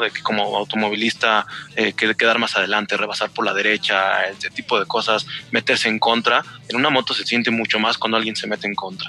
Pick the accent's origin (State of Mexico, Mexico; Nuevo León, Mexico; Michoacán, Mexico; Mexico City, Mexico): State of Mexico, Mexico; now in Aguascalientes, Mexico; Yo también soy del Estado de México